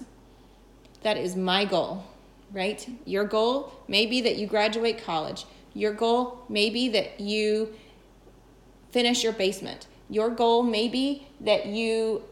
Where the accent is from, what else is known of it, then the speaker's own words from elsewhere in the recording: the South, United States; I'm from the South